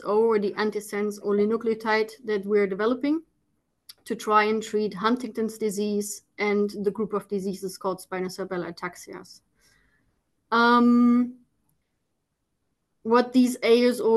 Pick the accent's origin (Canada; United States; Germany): Germany; moved away as an adult; now in Netherlands; born and raised in Germany